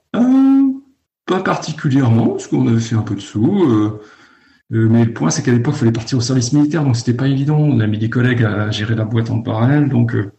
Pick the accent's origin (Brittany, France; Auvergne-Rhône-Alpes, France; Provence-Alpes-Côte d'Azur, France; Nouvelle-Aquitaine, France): Brittany, France; Lannion; moved away as an adult; also born or lived in Paris; j'ai grandi à Lannion, dans les Côtes d'Armor